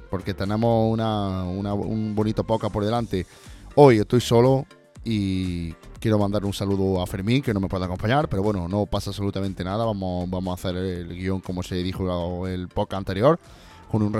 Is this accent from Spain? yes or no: yes; Andalusia, Spain; de aquí, de, mi tierra, de Andalucía